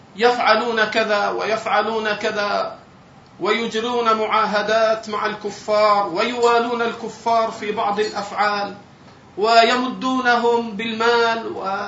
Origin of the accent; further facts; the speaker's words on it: Egypt; عندنا في مصر